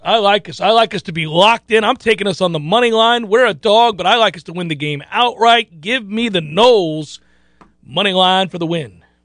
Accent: Florida, United States; Growing up in Florida, by and large, caring deeply about football in the South

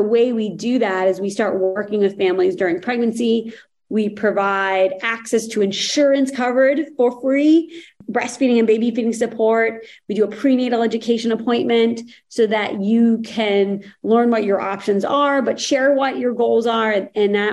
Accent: Boston, Massachusetts, United States; moved away; my background was growing up outside of Boston. So a Boston girl at heart

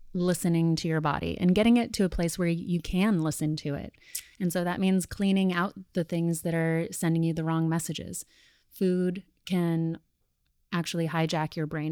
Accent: Sedona, Arizona, United States; moved away as an adult; now in New York, United States; Danielle and I grew up together in Sedona, Arizona

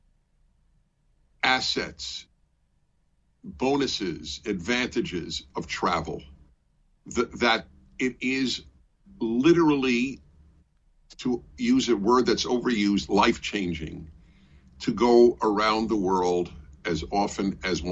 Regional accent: New York City, New York, United States; also born or lived in Brooklyn; now in California, United States; I grew up in New York City, which has a very extensive subway system

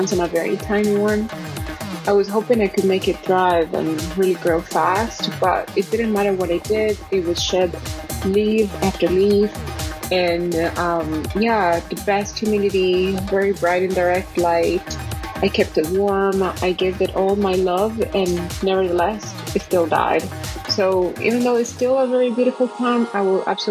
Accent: Medellin, Antioquia, Colombia; In Medellin, the city I'm from, we don't really have seasons

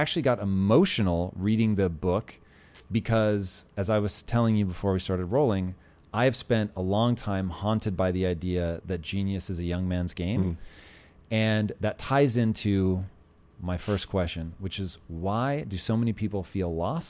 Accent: Puyallup, Washington, United States; So as a child of the 80s, growing up in Tacoma, and I really grew up on the edge of Tacoma. It's probably more accurate, even though my address really was Tacoma, it's more accurate to say I grew up in Puyallup.

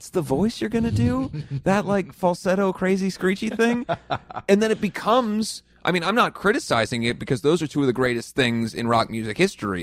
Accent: Midwest, United States; growing up in the Midwest

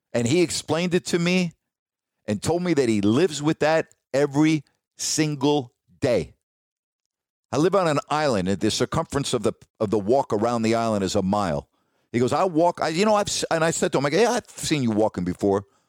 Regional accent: New York, United States; moved away; also born or lived in California; I grew up in New York

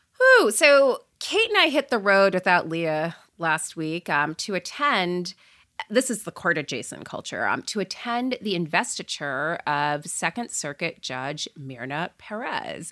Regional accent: Port St. Lucie, Florida, United States; I grew up in Port Saint Lucie, Florida

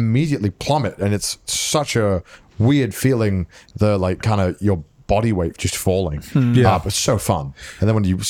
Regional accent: United Kingdom; I am too British, dude.

